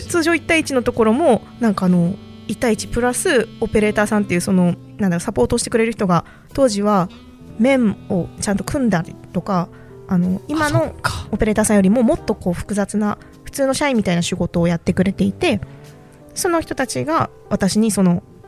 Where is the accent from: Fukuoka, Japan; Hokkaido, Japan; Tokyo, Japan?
Fukuoka, Japan; moved away as an adult; also born or lived in Yamaguchi; 私、福岡出身なんですよ